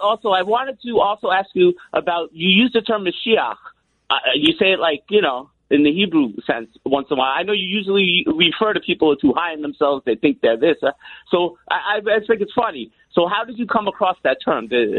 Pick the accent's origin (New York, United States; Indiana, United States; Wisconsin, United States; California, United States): New York, United States; Yonkers; also born or lived in Crown Heights, Brooklyn; now in Brooklyn, United States; Yes, I'm actually from Yonkers, but I'm actually living in Crown Heights for a long time now.